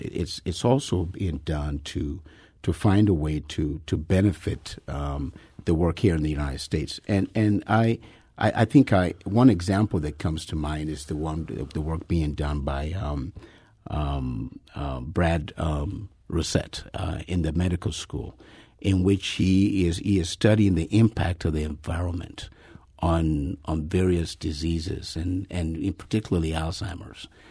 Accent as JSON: {"language": "English", "country": "Nigeria", "said": "in Nigeria, my home country"}